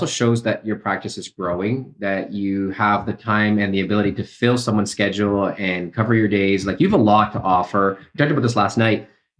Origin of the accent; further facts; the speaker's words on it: Canada; I was born in Canada, but my parents are South American. So my mom is from Ecuador and my dad is from Uruguay.